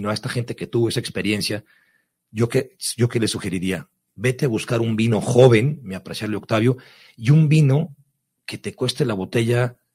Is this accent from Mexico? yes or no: yes; Ensenada, Baja California, Mexico; si es de mi tierra, pues qué tanto mejor, si es de Ensenada